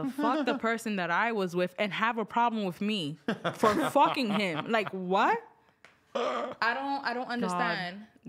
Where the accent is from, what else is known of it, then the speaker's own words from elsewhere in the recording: New York, United States; You forgot where I'm from New York.